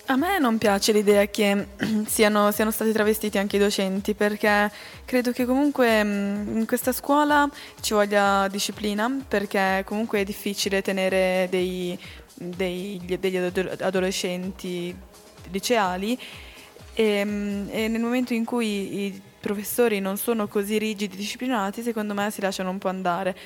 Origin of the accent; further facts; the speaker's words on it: Valtellina, Lombardy, Italy; now in Switzerland; io ho sempre conosciuto il carnevale dalle mie parti in Valtellina come un carnevale per i bambini